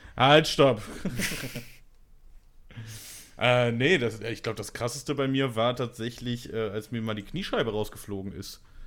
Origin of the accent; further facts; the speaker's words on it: Bonn, North Rhine-Westphalia, Germany; in Bonn, wo, in meiner Heimatstadt